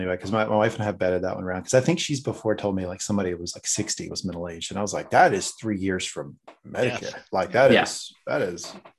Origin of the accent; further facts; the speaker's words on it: Eastern North Carolina, United States; moved away; I'm from Eastern North Carolina where everybody has a heart attack at 50.